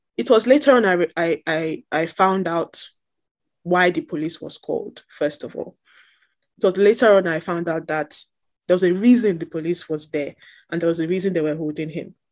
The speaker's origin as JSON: {"language": "English", "country": "Nigeria", "said": "as a Nigerian, my history is also Black America"}